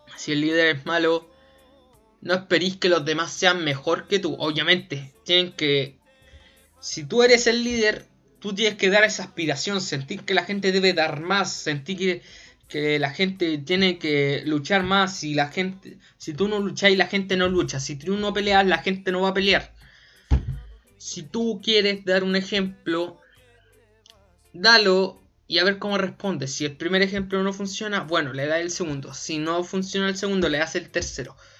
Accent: Chile; Acá en mi país, en Chile

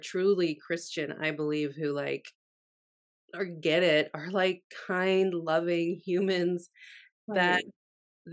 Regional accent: Canada; now in United States; I'm Canadian who lives in America

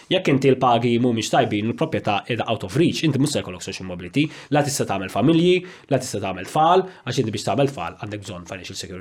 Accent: Malta

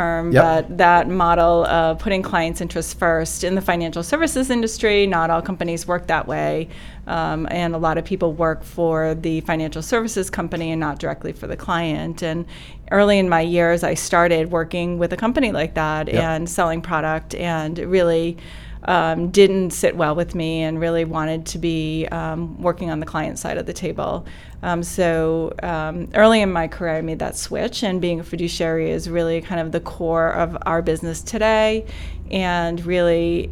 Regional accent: Salem, New Hampshire, United States; also born or lived in Boston; since I was little, grew up in Salem, and basically have spent most of my life here.

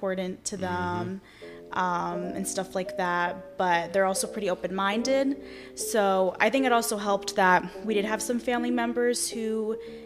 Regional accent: South Florida, United States; My parents still live in the house that I grew up in South Florida.

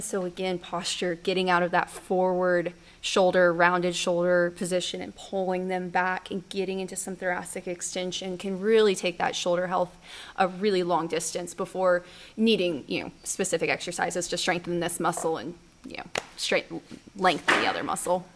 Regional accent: Norman, Oklahoma, United States; I'm from Norman, Boomer Sooner, almost born and raised. I um, went to school here for all of high school, all of college

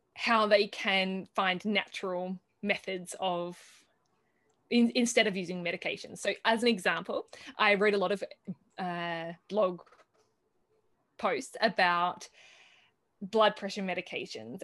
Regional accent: Australia; moved away as an adult; now in Italy; coming from Australia, where, at least where I grew up in Australia, it's very dry and barren

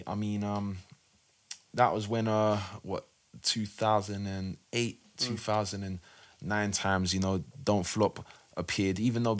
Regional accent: South Norwood, London, United Kingdom; Yeah, I grew up in South Norwood near Crystal Palace. Got into music around the early to mid 90s time.

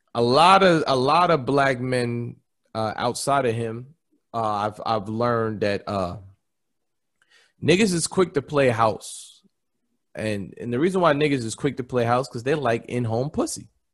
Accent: Nigeria; I'm Nigerian

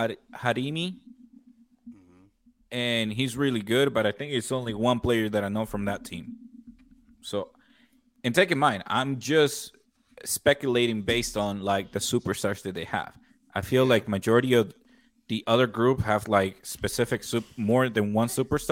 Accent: United States; And I'm a little biased since I'm American too.

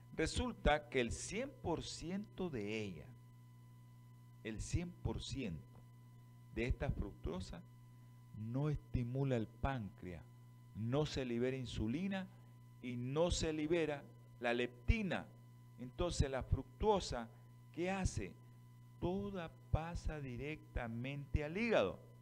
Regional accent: Nicaragua; así somos nosotros, los nicas.

